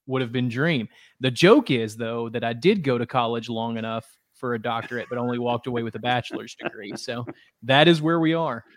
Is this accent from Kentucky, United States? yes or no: yes; Cadiz, Kentucky, United States; now in Murray, United States; took a job with uh, my hometown radio station in w- WKDZ, which is in Cadiz Kentucky